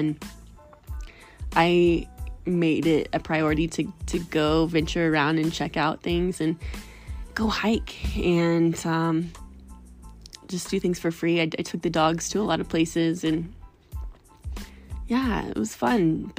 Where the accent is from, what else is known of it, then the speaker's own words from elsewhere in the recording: Missouri, United States; also born or lived in Florida; So I'm from Missouri, and I made a pit stop moving from Florida. And I moved all my household goods to Missouri, to my parents' house, before I moved out here.